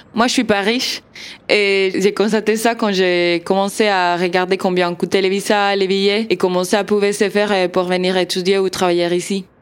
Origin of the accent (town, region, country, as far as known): Argentina; French is a second language; moved away as an adult; now in Strasbourg, France